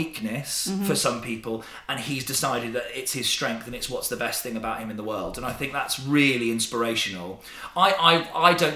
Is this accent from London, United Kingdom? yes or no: no; Didcot, South East England, United Kingdom; my hometown